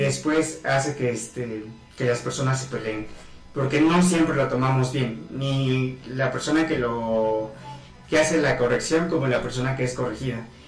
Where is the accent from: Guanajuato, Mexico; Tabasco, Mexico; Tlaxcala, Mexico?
Tlaxcala, Mexico; Huamantla; regresé aquí a Huamacla, soy nativo de Huamacla, Tlaxcala.